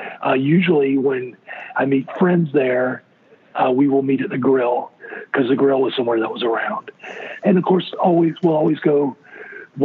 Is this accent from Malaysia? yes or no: no; Brunswick, Georgia, United States; moved away as an adult; also born or lived in St. Simons, Georgia; now in Charlotte, United States; I grew up in South Georgia on the coast, Brunswick, Georgia